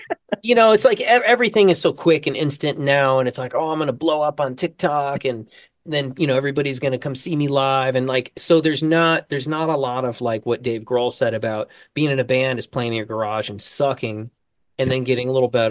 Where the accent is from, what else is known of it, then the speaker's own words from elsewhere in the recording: Traverse City, Michigan, United States; moved away; my hometown in Traverse City